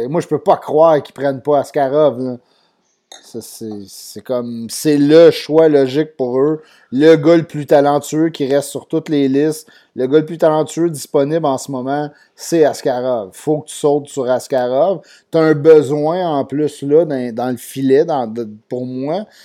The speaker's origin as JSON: {"language": "French", "town": "Châteauguay", "region": "Quebec", "country": "Canada", "tie": "born or raised there", "moved": "as an adult", "lives_now": "Montreal, Canada", "said": "j'ai grandi à Châteauguay, là, pas loin de la rue Maple"}